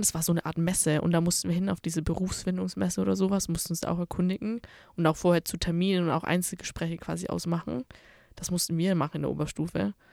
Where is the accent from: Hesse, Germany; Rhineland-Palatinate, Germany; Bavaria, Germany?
Bavaria, Germany; moved away as an adult; now in Dortmund, Germany; ich komme ja eigentlich aus Bayern